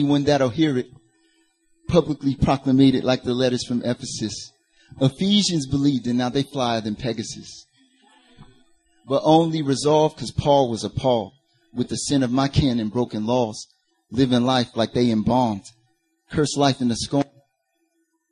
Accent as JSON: {"language": "English", "region": "North Carolina", "country": "United States", "accent": "Southern", "said": "I'm originally from North Carolina"}